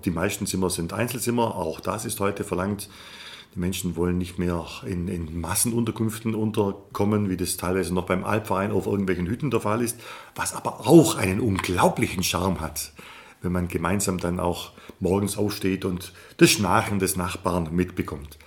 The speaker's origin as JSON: {"language": "German", "area": "Upper Swabia", "region": "Baden-Württemberg", "country": "Germany", "tie": "born or raised there", "said": "Mit der Kultur hier meiner Heimat, mit der Kultur Oberschwabens"}